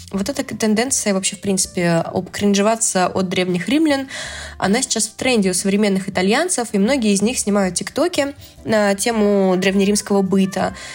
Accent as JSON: {"language": "Russian", "town": "Astrakhan", "region": "Astrakhan Oblast", "country": "Russia", "said": "в Астрахани мы говорим слово бабок вместо «косточка» от абрикоса, и где мы говорим э, «тутник» вместо э, «шелковица»"}